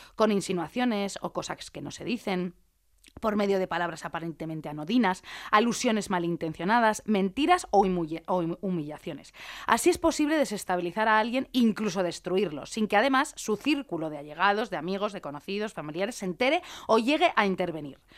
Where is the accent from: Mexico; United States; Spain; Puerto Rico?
Spain; Madrid, Community of Madrid; yo es que soy madrileña